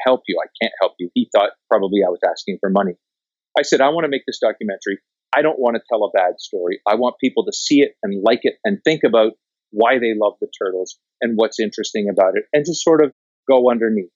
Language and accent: English; Canada; I'm Canadian